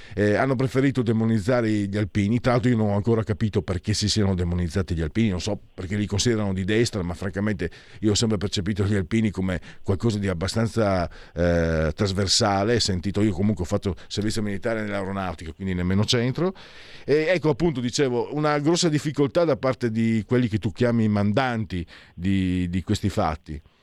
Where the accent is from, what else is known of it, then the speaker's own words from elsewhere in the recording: Italy; vengo da Friuli Veneto